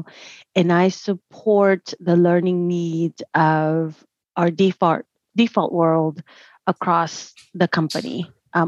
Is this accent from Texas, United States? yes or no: yes; Dallas, Texas, United States; I was born and raised in Dallas